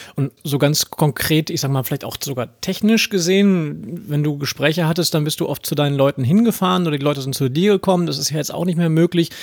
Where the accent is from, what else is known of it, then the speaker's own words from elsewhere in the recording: Ruhr area, North Rhine-Westphalia, Germany; als Ruri